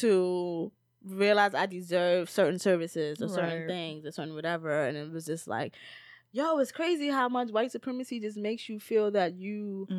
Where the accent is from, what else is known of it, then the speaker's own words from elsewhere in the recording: New York, United States; because I grew up in the neighborhoods I've grew up in, like I'm from the South Bronx. Right now I live in East New York.